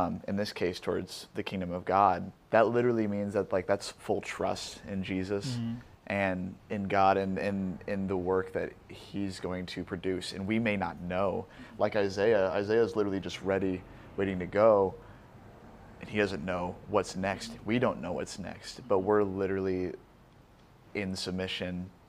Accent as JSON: {"language": "English", "town": "Omaha", "region": "Nebraska", "country": "United States", "moved": "as an adult", "lives_now": "Fullerton, United States", "said": "I'm normally from Omaha"}